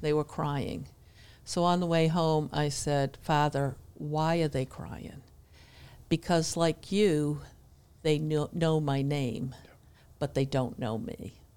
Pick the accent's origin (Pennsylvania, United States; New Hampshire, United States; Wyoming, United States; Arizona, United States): New Hampshire, United States; moved away as an adult; now in Denver, North Carolina, United States; I grew up in New Hampshire